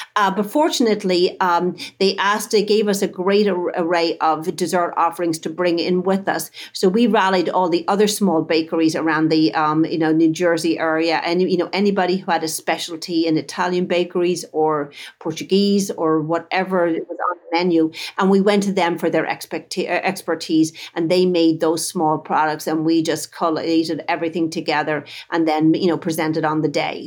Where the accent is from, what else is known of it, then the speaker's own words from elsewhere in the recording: Dublin, Leinster, Ireland; moved away as an adult; now in United States; I grew up in Dublin, Ireland, back in the, um, seventies, eighties